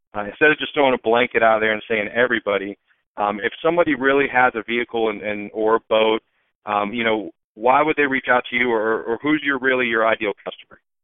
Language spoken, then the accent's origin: English; Tampa, Florida, United States; I was born and raised in Tampa.